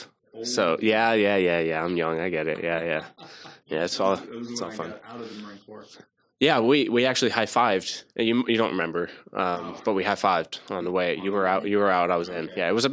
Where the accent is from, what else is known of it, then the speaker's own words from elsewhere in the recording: New Jersey, United States; moved away as an adult; also born or lived in Camp Lejeune, North Carolina; now in North Carolina, United States; I'm from Jersey